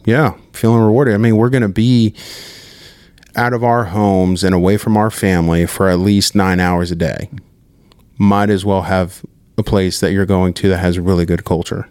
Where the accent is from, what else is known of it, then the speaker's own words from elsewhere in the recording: Southern California, United States; moved away; I'm from Southern California